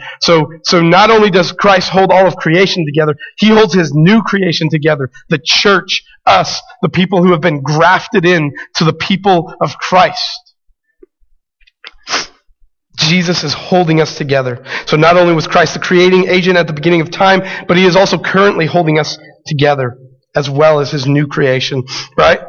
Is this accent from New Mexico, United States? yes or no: yes; Albuquerque, New Mexico, United States; growing up in Albuquerque, being a city boy